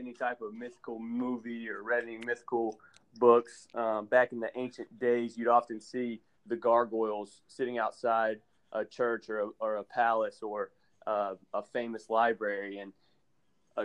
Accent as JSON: {"language": "English", "town": "Franklin", "region": "Tennessee", "country": "United States", "tie": "born or raised there", "also_born_or_lived": "Nashville, Tennessee", "said": "I'm from Nashville originally. Grew up in Franklin, Tennessee, right outside of Nashville, about 15 miles south"}